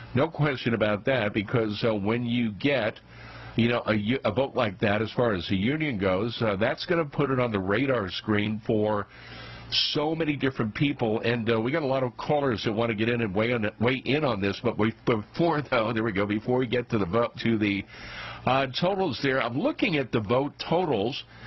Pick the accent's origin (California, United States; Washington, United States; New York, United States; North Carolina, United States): New York, United States; New York City; New York's Staten Island, my hometown